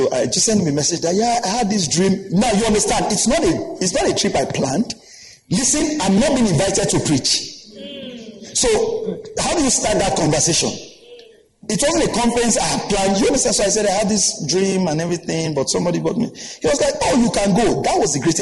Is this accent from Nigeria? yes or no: yes; Nigeria; I came from Nigeria for this conference